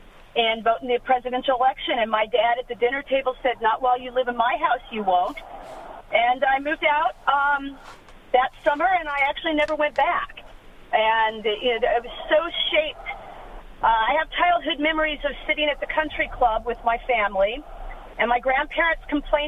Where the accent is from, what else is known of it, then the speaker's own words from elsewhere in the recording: Whittier, California, United States; moved away as an adult; also born or lived in Virginia; now in Dayton, United States; I was raised in Whittier, California, during Nixon's presidency. My mom actually worked for Nixon's first employer. Nixon was a big part of our life in Whittier, and my family was ultra-conservative, very much to the right.